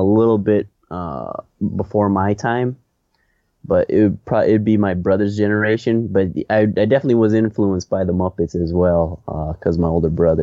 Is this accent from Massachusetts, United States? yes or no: no; St. Paul, Minnesota, United States; now in Los Angeles, United States; I was born and raised in St. Paul, Minnesota, so Midwest town